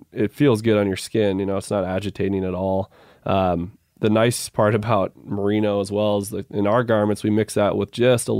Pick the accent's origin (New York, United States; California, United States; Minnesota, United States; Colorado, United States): Minnesota, United States; Now, growing up in Minnesota, it was brutally hot.